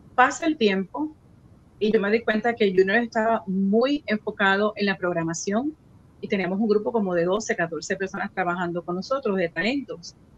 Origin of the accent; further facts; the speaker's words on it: San Juan, Puerto Rico; moved away as an adult; now in Central Florida, United States; yo nací y crecí en Puerto Rico